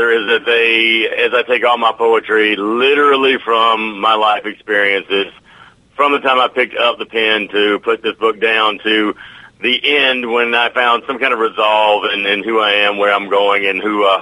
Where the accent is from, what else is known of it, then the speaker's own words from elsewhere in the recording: the South, United States; I'm from the South